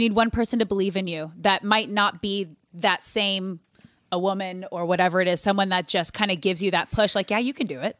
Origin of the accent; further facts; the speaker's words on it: Manhattan Beach, California, United States; growing up in Manhattan Beach